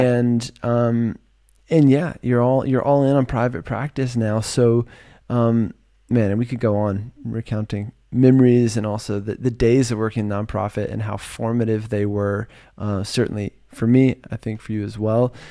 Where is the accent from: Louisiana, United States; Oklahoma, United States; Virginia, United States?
Virginia, United States; moved away as an adult; now in California, United States; I'm from Virginia, and I moved to California